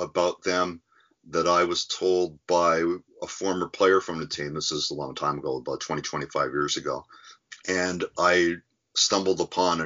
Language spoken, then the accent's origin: English; Canada; being Canadian